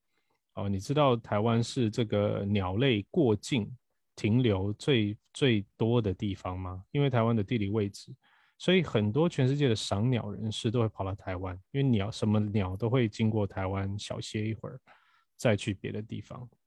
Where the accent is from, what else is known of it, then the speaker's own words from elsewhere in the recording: Brazil; now in Taiwan; 当我以前因为我在巴西出生，我其实是一直到学校毕业我才来台湾。啊，那我之前对于台湾的印象是零，我只有偶尔暑假回来台湾